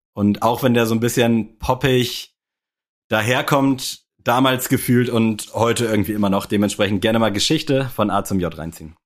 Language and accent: German; Berlin, Germany; ich bin ein Berliner